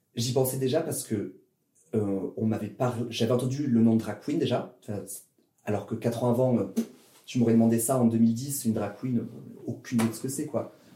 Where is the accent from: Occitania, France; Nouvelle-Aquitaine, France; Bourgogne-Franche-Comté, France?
Occitania, France; Toulouse; moved away as an adult; also born or lived in Grenoble; now in Paris, France; Je suis né à Toulouse, dans le sud de la France